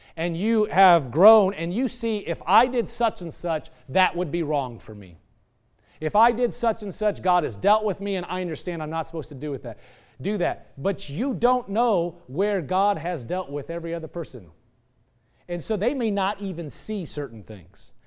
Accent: Nebraska, United States; moved away; I'm from Nebraska

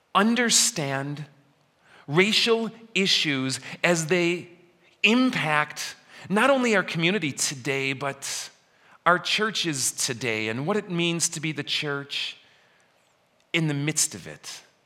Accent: Elmhurst, Illinois, United States; moved away; my hometown of Elmhurst, where I grow up

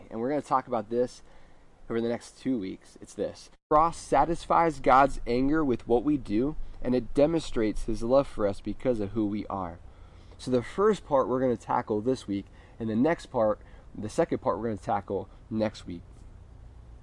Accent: United States; we as American Christians are so focused on what we're going to wear to church on Easter

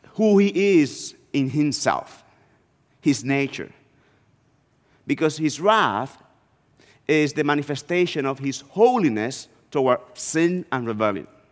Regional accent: northeast Dominican Republic, Dominican Republic; moved away; I was born and raised in the Dominican Republic, and I, I grew up in a small town in the northeast part of the country.

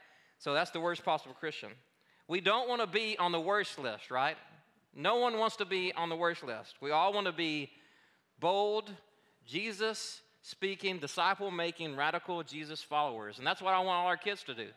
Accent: Arkansas, United States; moved away; also born or lived in Colorado / Oregon; I grew up in Arkansas, but I spent 12 years in Colorado and then another 7 years in Oregon.

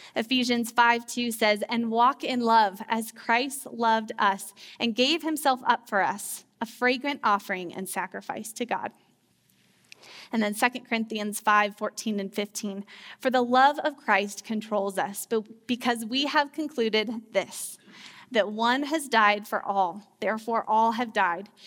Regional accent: Loveland, Colorado, United States; I grew up here in Loveland, Colorado, and I went to Mountain View High School

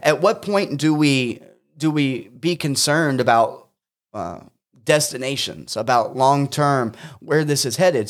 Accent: United States; as an American Christian

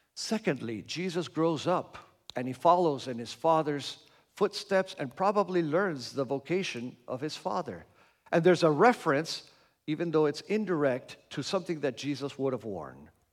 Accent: Argentina; moved away; I grew up in Argentina

